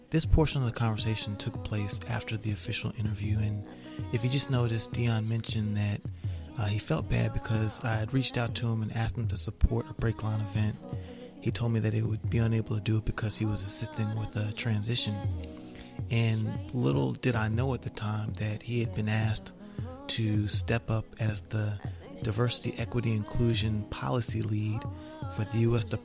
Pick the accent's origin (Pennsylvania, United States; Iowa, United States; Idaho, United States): Pennsylvania, United States; Philadelphia; Stop, man. I'm from Philly. We wear Tim's around here.